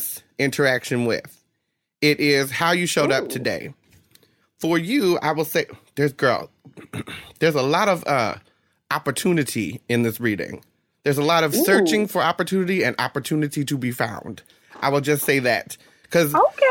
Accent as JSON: {"language": "English", "region": "New Jersey", "country": "United States", "tie": "born or raised there", "moved": "yes", "lives_now": "West Coast, United States", "said": "I grew up in Jersey"}